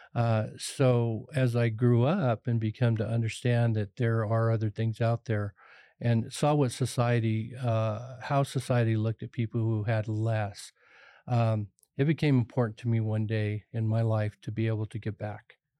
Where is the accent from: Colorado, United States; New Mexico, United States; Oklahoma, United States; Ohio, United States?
Colorado, United States; Pueblo; I was raised on the Lower East Side of Pueblo, poor